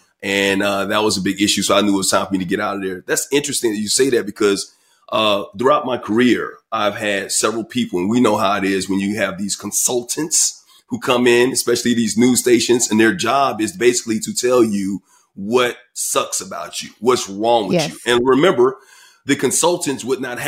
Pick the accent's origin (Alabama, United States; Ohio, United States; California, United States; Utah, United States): Alabama, United States; Bessemer; moved away; I'm from Bessemer, Alabama.